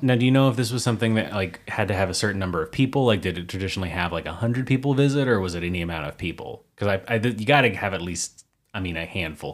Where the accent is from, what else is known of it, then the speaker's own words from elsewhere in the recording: Oklahoma, United States; two Oklahomans from the United States